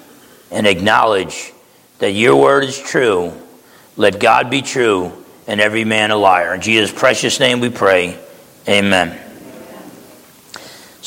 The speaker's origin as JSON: {"language": "English", "region": "New Jersey", "country": "United States", "tie": "born or raised there", "said": "I grew up in New Jersey"}